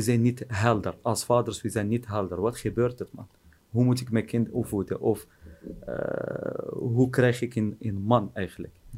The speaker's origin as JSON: {"language": "Dutch", "town": "Oujda", "region": "Oriental", "country": "Morocco", "tie": "born or raised there", "also_born_or_lived": "Netherlands", "second_language": "Dutch", "moved": "as an adult", "lives_now": "Oujda, Morocco", "said": "ben ik hier geboren in Marokko"}